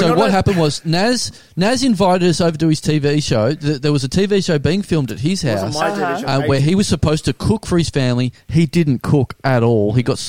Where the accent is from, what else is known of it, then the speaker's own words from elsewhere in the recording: Australia; we're Australian